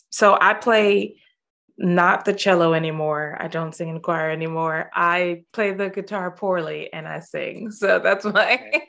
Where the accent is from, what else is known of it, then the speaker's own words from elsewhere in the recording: Los Angeles, California, United States; moved away as an adult; now in Scotland; I grew up in Los Angeles. Okay. Born and bred.